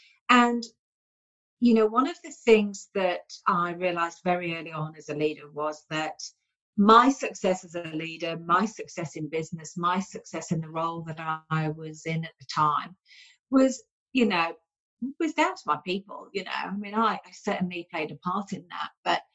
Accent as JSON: {"language": "English", "country": "United Kingdom", "also_born_or_lived": "Sydney, Australia", "moved": "yes", "lives_now": "Byron hinterland, Australia", "said": "I'm a Yorkshire lass, Lincolnshire lass, sort of lived on the Yorkshire-Lincolnshire border there."}